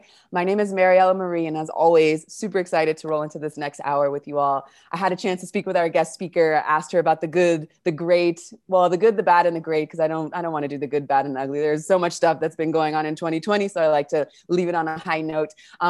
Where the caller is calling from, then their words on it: Argentina; We're pretty global here, so I'm calling from Argentina.